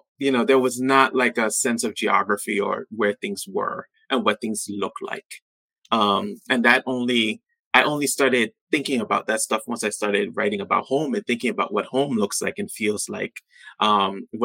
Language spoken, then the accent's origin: English; U.S. Virgin Islands; moved away as an adult; also born or lived in Pittsburgh, Pennsylvania; growing up on St. Thomas